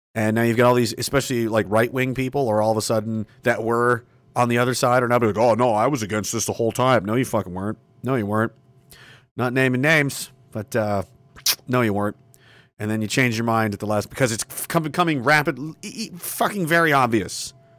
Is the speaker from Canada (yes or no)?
yes; Canada; being a citizen of this country